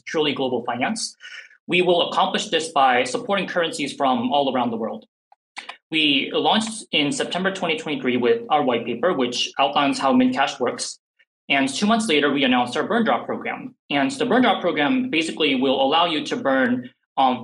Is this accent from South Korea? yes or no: yes; South Korea; first language English; even though I grew up in Korea, my first language was actually English.